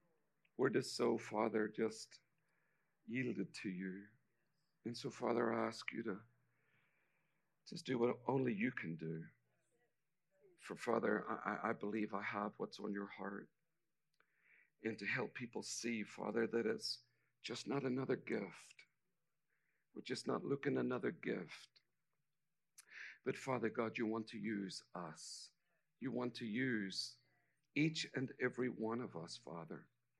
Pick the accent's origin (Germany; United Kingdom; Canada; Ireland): Ireland; accent: Irish; now in United States; I'm actually an American citizen with an Irish accent.